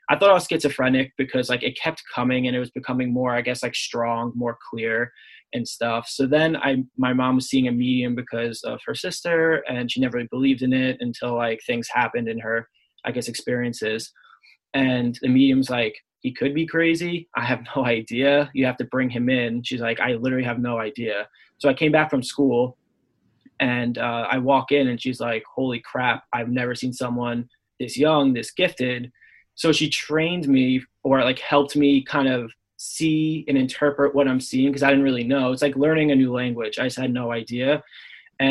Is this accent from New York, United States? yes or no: yes; Long Island, New York, United States; I'm from Long Island. So my backyard's like woodsy and stuff